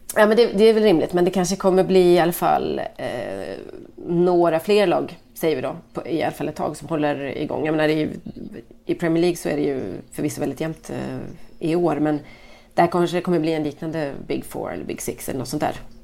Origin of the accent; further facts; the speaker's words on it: Sweden; jag är svensk